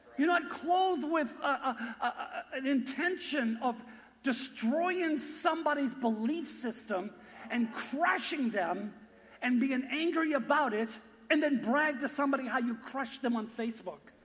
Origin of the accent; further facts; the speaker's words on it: Boston, Massachusetts, United States; accent: Boston; my Boston accent